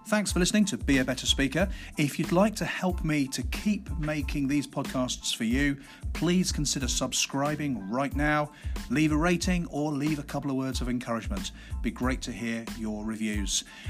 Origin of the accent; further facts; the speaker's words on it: Midlands, United Kingdom; I'm from the Midlands